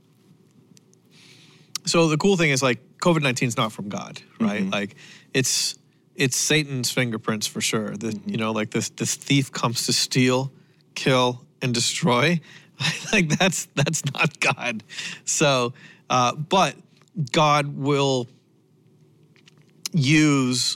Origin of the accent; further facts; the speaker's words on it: Canada; I am Canadian